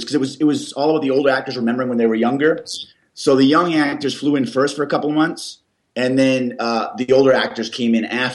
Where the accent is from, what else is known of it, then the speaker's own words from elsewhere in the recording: Canada; I'm Canadian